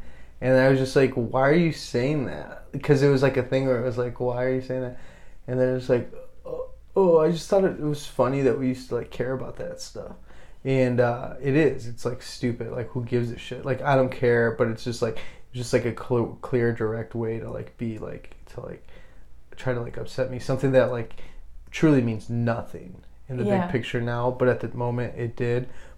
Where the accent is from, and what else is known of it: Chicago, Illinois, United States